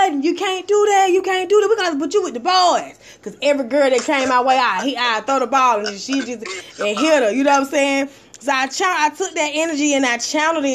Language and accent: English; Atlanta, Georgia, United States; I'm from Atlanta, Georgia. I was going to Corn Middle School